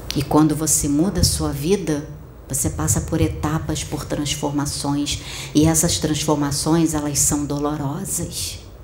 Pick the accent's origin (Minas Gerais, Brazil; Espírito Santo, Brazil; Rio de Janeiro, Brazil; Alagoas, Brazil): Rio de Janeiro, Brazil; Campo Grande; moved away; also born or lived in Maia; Eu nasci em Campo Grande, eu morei durante um tempo em Campo Grande antes de vir para Maia